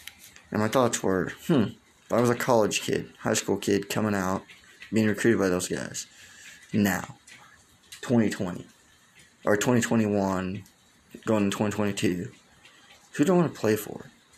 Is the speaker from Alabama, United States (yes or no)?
no; Oklahoma, United States; I'm from Oklahoma, so that's a reason why I'm a Notre Dame fan.